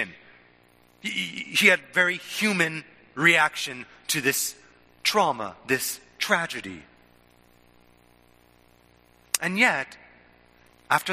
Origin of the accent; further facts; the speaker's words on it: United States; sort of being American